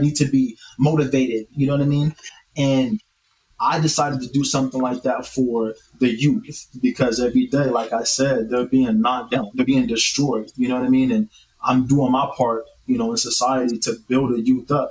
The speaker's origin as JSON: {"language": "English", "town": "North Highlands", "region": "California", "country": "United States", "tie": "born or raised there", "said": "I grew up in North Highlands, California"}